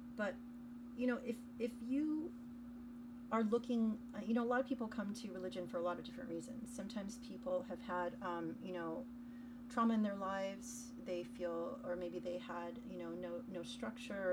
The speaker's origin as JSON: {"language": "English", "country": "United States", "tie": "born or raised there", "said": "I grew up in America."}